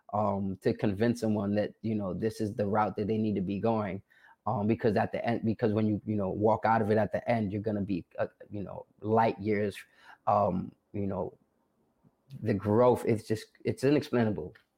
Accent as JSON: {"language": "English", "town": "New York City", "region": "New York", "country": "United States", "tie": "born or raised there", "said": "I'm originally from the South Bronx"}